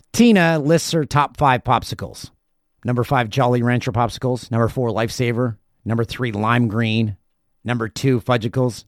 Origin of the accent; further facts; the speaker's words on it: Peterborough, Ontario, Canada; My hometown, Peterborough